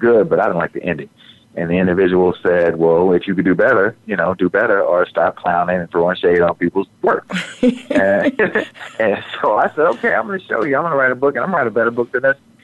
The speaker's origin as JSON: {"language": "English", "region": "Texas", "country": "United States", "said": "in Texas, I'm a Southerner"}